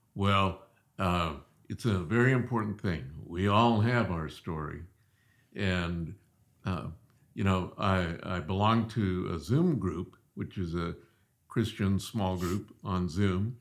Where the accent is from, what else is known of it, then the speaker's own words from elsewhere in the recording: Southeast, United States; moved away as an adult; also born or lived in Springfield, Missouri; growing up in the Southeast, a lot of Southern Baptists